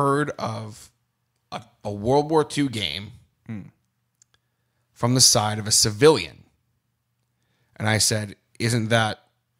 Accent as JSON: {"language": "English", "country": "Australia", "said": "It's okay. I'm from Australia, mate. Don't worry about it. I don't even know our prime minister."}